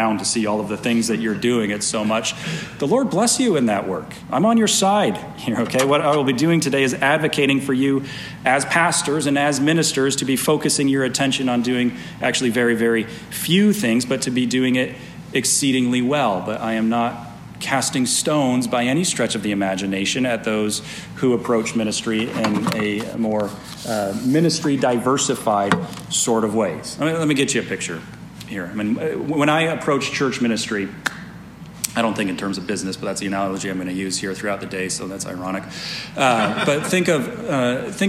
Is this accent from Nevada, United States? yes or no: yes; Las Vegas, Nevada, United States; now in Reno, United States; I grew up in Las Vegas